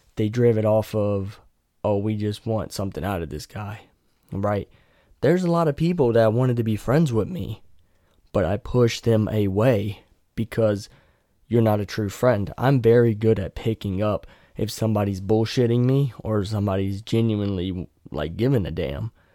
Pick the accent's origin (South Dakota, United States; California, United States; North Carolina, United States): North Carolina, United States; near Raleigh; moved away; we go back to my hometown, yeah, it's a shithole, but I could take her to Raleigh